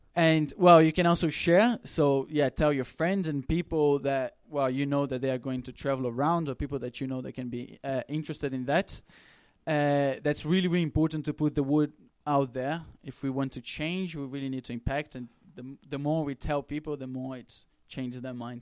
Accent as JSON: {"language": "English", "country": "Brazil", "moved": "yes", "said": "I come from Brazil"}